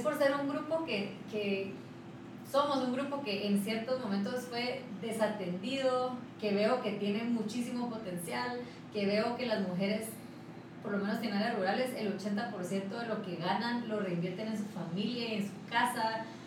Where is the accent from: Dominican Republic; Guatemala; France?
Guatemala; soy una, una guatemalteca